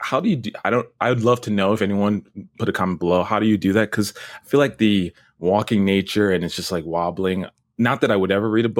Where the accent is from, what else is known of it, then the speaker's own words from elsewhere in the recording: Brooklyn, New York, United States; born there; I'm kind of like disappointed or like let down by my lack of a Brooklyn accent. I was born in Brooklyn.